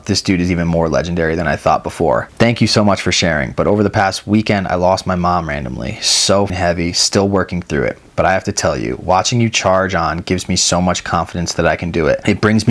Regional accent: New Hampshire, United States; Backstory, I grew up in New Hampshire and know the struggle back there for good snow and money to buy a pass.

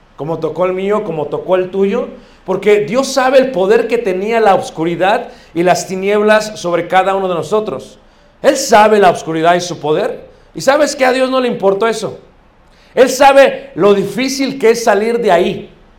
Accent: Mexico City, Mexico; yo crecí cerca de Iztapalapa

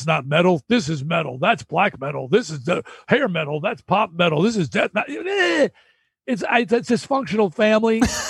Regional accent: Long Island, New York, United States; I was from Long Island

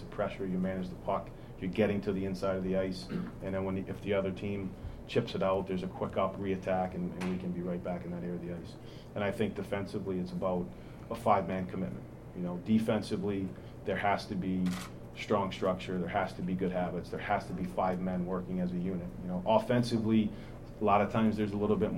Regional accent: Rhode Island, United States; now in Nashville, United States; I'm from Rhode Island, and I was a huge Patriots fan

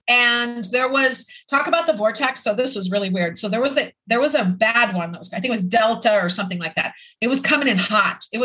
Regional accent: Midwest, United States; I grew up in the Midwest, so I'm familiar with tornadoes

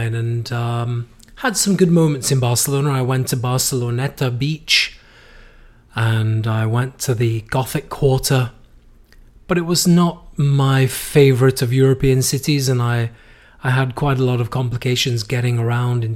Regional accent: United Kingdom; moved away as an adult; also born or lived in Madrid, Spain; now in United States; we as British people

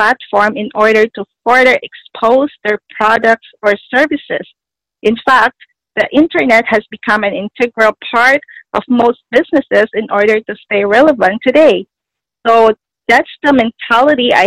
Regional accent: Toronto, Ontario, Canada; I'm from Toronto, Canada

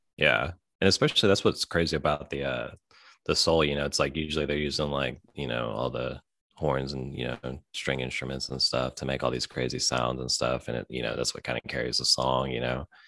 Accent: Memphis, Tennessee, United States; we're from Memphis.

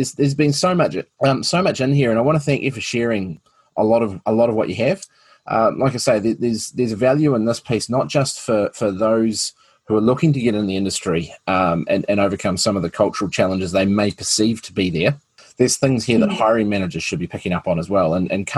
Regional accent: Upper Hutt, Wellington, New Zealand; moved away; The best city in New Zealand is Upper Hutt. That's where I was born.

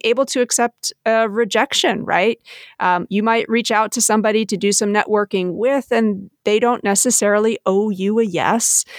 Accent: New Jersey, United States; I was born and bred in New Jersey

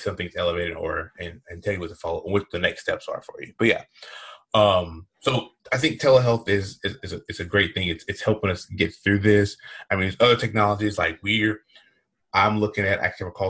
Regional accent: Southeast, United States; I am from the Southeast

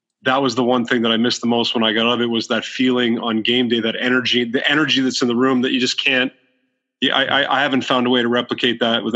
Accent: Waterloo, Ontario, Canada; I grew up in in Waterloo, Ontario

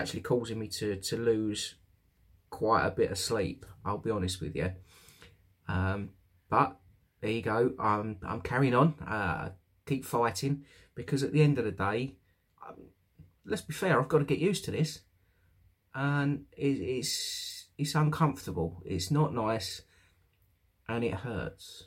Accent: United Kingdom; also born or lived in London / Essex; now in East Midlands, United Kingdom; I'm from the South myself, London, Essex, that area.

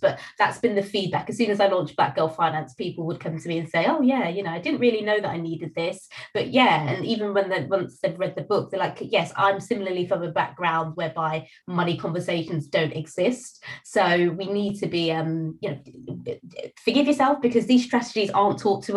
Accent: United Kingdom; being British and being from a Caribbean background

